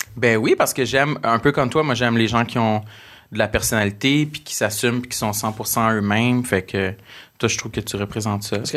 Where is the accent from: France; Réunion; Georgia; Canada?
Canada; New Richmond, Quebec; accent: Gaspésien; moved away; je viens de New Richmond, puis ma théorie, je trouvais qu'à New Richmond, il n'y avait pas tant un accent